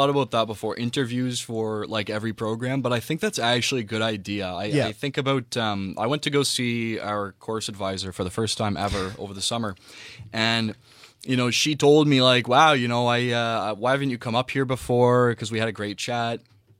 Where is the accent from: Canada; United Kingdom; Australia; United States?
Canada; Whitby, Ontario; moved away as an adult; now in Toronto, Canada; I'm from Whitby.